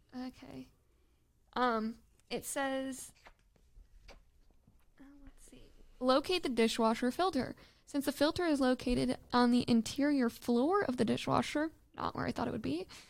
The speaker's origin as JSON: {"language": "English", "region": "Michigan", "country": "United States", "tie": "born or raised there", "said": "growing up in Michigan, living by a large body of water where you can't see the other side"}